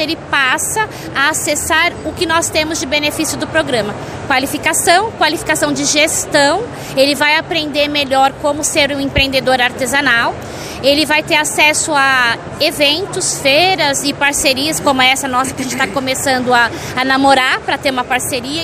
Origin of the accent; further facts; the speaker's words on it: São Paulo, Brazil; Eu sou paulistano.